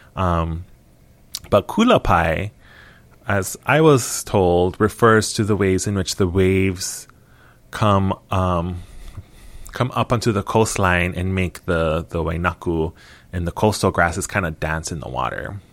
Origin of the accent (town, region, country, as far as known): Hilo, Hawaii, United States; born or raised there